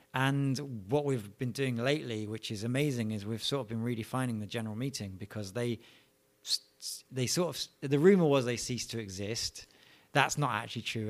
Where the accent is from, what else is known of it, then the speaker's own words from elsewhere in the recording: London, United Kingdom; I was born in London, England, um, in a place called Edmonton, small town in the north and north of Eng-, uh, London, not of England. And, yeah, I, I lived there, you know, all my childhood years.